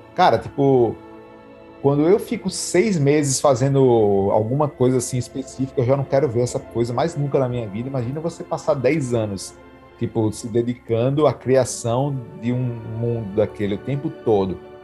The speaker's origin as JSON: {"language": "Portuguese", "town": "Natal", "region": "Rio Grande do Norte", "country": "Brazil", "moved": "yes", "said": "eu fui passar as férias em Natal, que é de onde eu sou"}